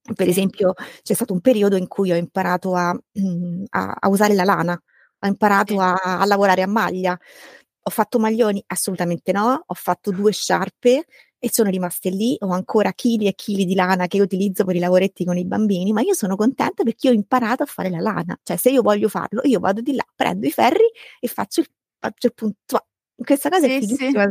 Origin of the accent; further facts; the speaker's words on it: Rome, Lazio, Italy; sono romana di nascita, vivo a Roma da sempre